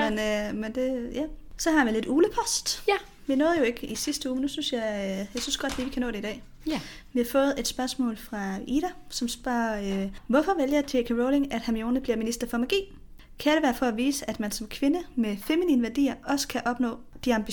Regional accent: Kolding, Southern Denmark, Denmark; moved away; jeg kommer jo originalt selv fra Kolding, så det, der er noget øh, sønderjysk, jeg godt kan forstå

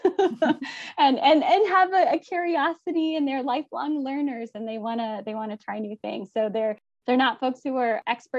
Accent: United States; also born or lived in Haiti / Guatemala; being an American

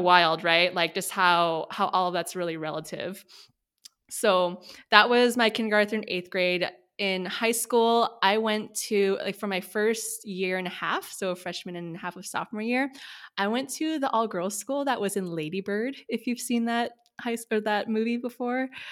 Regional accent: Sacramento, California, United States; now in San Francisco, United States; I grew up in Sacramento, California, so Northern California

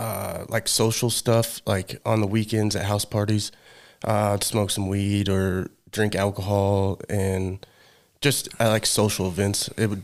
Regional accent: Rogersville, Missouri, United States

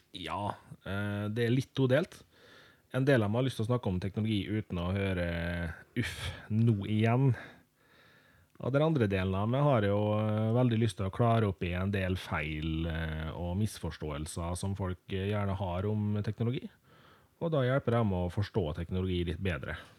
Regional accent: Molde, Møre og Romsdal, Norway; jeg er da født og oppvokst i Molde

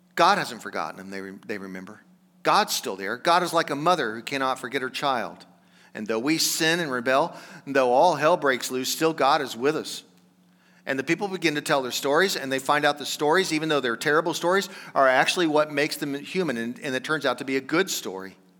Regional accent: Johnson County, Kansas, United States; I'm from Johnson County, Kansas.

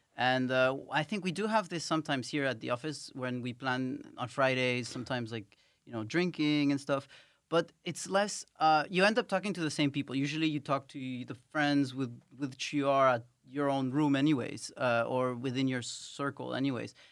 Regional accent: Paris, Île-de-France, France; moved away as an adult; also born or lived in Ecuador / United Kingdom; now in Netherlands; I grew up in Paris and I've lived in the U K for some time.

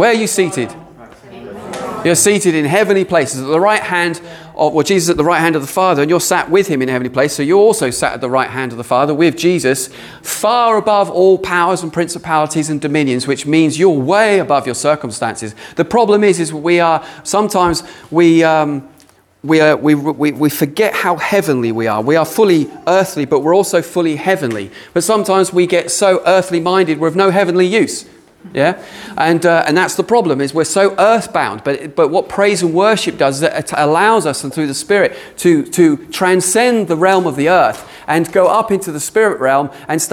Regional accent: United Kingdom; we're British

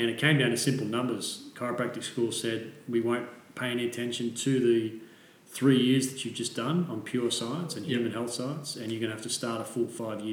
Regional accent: Melbourne, Victoria, Australia; moved away as an adult; also born or lived in Germany / England; I grew up in Melbourne and moved away from Melbourne after I graduated straight away

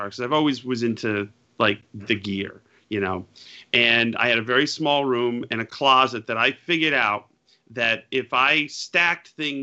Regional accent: Utica, New York, United States; moved away; I'm proud to be from where I grew up, Yorkville or Utica, the Central New York area

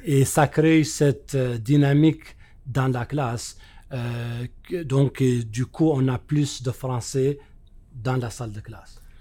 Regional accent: Mauritania; moved away as an adult; now in Manitoba, Canada; chez moi en Mauritanie

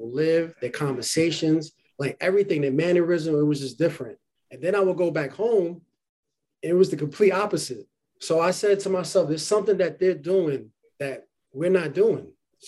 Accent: New York City, New York, United States; also born or lived in Harlem; I was born in Harlem, raised in the Bronx, go Yankees. And I was raised in the Bronx. I still live in New York City.

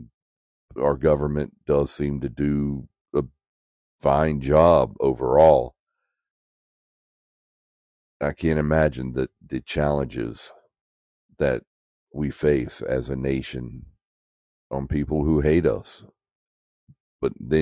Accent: United States; as an American

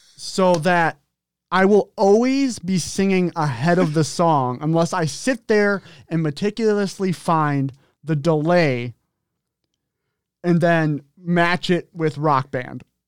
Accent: Minnesota, United States; From Minnesota

